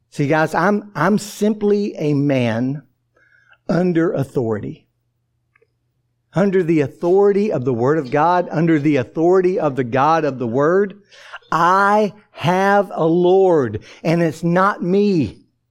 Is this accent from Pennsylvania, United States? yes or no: no; Atlanta, Georgia, United States; growing up in Atlanta, uh, the uh, youngest of 13 children